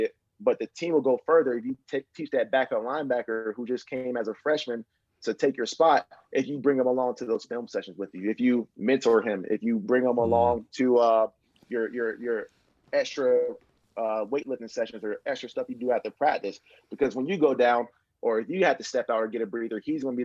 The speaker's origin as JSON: {"language": "English", "town": "Marietta", "region": "Georgia", "country": "United States", "tie": "born or raised there", "said": "I grew up in Marietta, Georgia"}